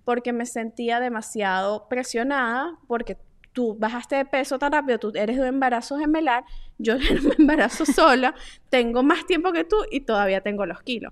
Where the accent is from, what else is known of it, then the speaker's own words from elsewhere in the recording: Venezuela; nosotras que somos venezolanas